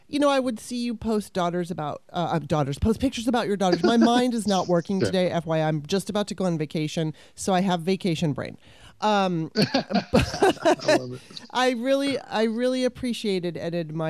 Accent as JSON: {"language": "English", "town": "Torrance", "region": "California", "country": "United States", "tie": "born or raised there", "moved": "as an adult", "lives_now": "Washington, D.C. area, United States", "said": "I grew up in California and was there for a long time"}